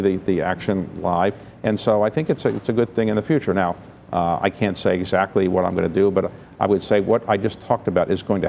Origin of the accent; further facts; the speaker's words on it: Baltimore, Maryland, United States; now in Washington, D.C., United States; I'm from Baltimore